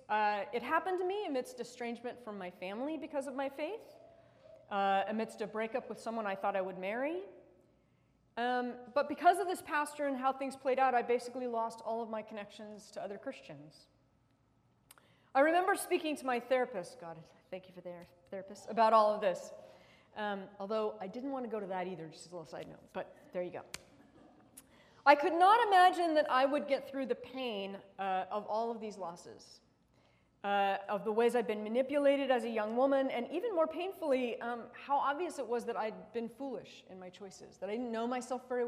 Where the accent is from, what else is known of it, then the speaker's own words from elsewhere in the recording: United States; as an American